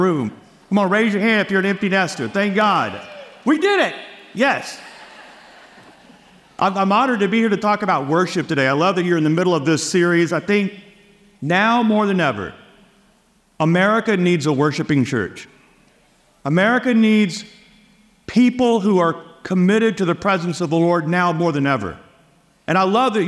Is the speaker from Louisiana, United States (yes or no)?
yes; Louisiana, United States; moved away as an adult; also born or lived in Texas; I was born and raised in Louisiana